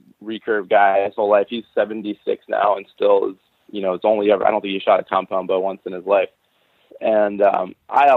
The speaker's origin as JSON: {"language": "English", "town": "Eagle River", "region": "Alaska", "country": "United States", "tie": "born or raised there", "said": "I grew up in Eagle River"}